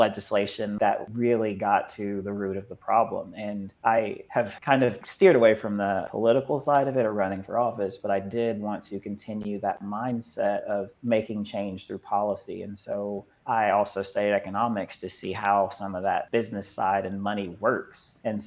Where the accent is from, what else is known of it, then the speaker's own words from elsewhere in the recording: Madisonville, Kentucky, United States; I'm from Madisonville in Western Kentucky